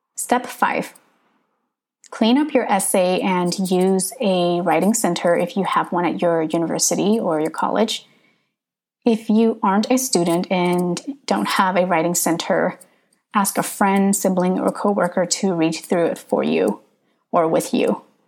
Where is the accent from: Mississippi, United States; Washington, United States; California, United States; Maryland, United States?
California, United States; Northern; first language English; I grew up in Northern California